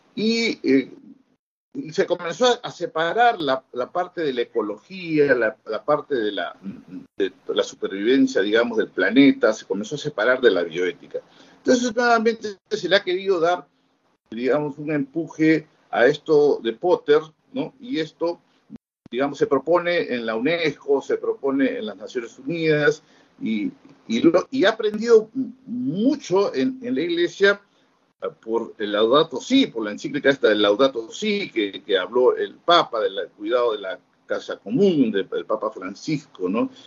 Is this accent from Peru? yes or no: yes; Peru; somos del Perú